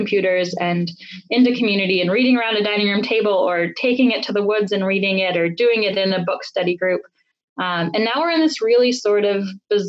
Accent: Detroit, Michigan, United States; born and raised in Southwest Detroit, and now raising with my partner our 4 and 7-year-old on the same street that I grew up on

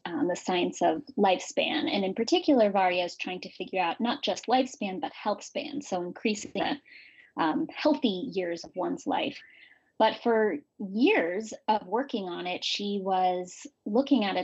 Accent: San Francisco, California, United States; I'm from San Francisco and I grew up with gay parents

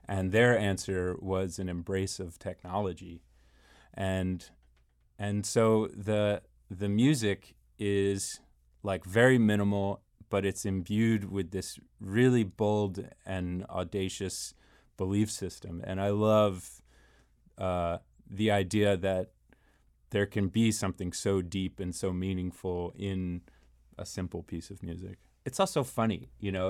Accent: Rockville, Maryland, United States; moved away as an adult; now in Washington, D.C., United States; I grew up in Maryland. I grew up in Rockville

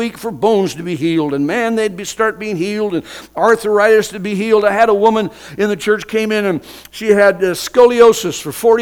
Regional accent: United States; I'm an American boy

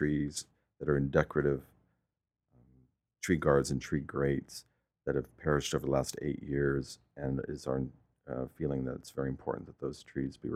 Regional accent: Stockton, California, United States; also born or lived in San Francisco; I was born in Stockton in 1955

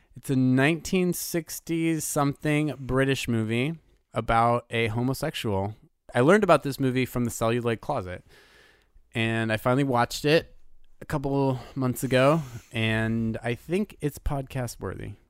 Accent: United States

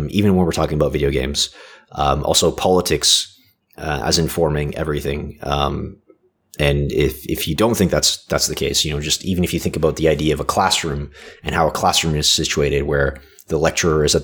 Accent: Canada; I was born in Canada

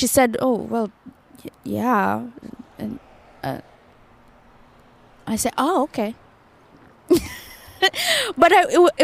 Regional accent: Kenya; moved away; also born or lived in Japan; I come from Kenya where people are really straight shooters.

